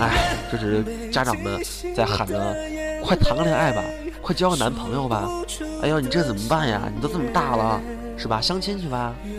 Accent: China; 这也是我们中国人的一个特色，就是客气，喜欢跟别人客气

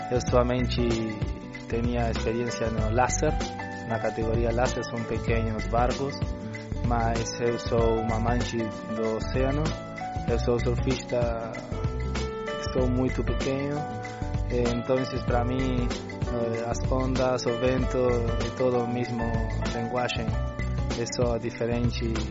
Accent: Uruguay; Portuguese is a second language; eu somente sou um aventureiro eu eh, nasci no Uruguai, mas minha família é de Porto

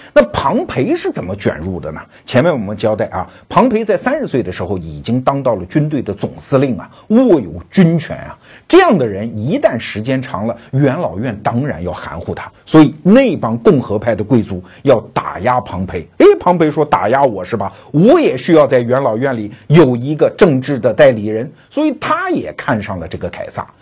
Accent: China; 我们中国人

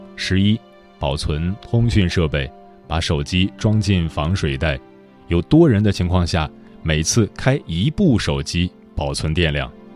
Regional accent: Gongyi, Henan, China; moved away; 我也是和男人老家在巩义，家里的房子也被冲毁了

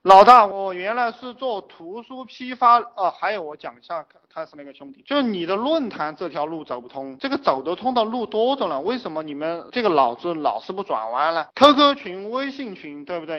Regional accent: China; 我们中国人

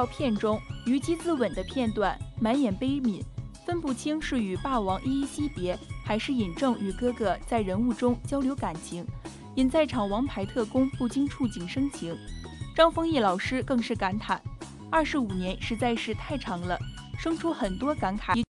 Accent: Shaanxi, China; 我作为陕西人，对白鹿原有着独特情感。这次我们一定要原味的陕西风味。

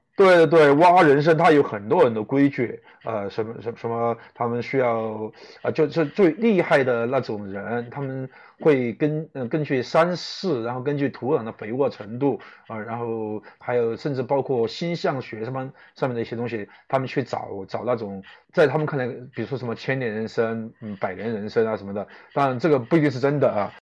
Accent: Chongqing, China; moved away as an adult; now in Beijing, China; 我是一个重庆人，虽然已经在北京打拼了十年了，但是我的口音还是改不了

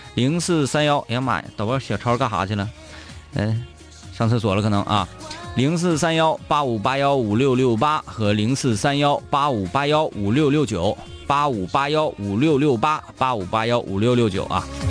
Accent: Northeast China, China; accent: Northeastern; 用东北话说啊

